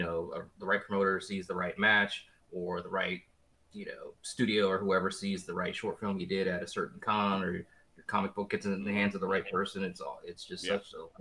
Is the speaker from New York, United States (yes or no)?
no; Washington, District of Columbia, United States; moved away as an adult; also born or lived in Louisiana; now in Texas, United States; I'm born and bred in Washington, D.C.